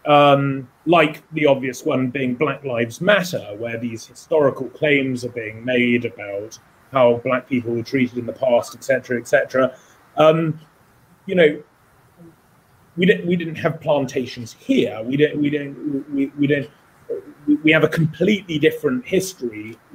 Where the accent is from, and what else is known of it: United Kingdom